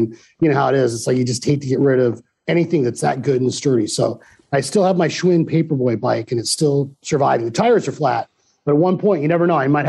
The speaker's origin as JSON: {"language": "English", "region": "Arizona", "country": "United States", "tie": "born or raised there", "said": "I grew up here, obviously, myself."}